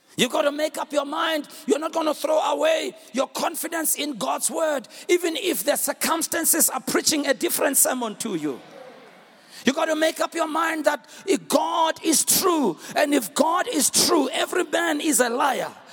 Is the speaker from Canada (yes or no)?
no; South Africa; I'm a South African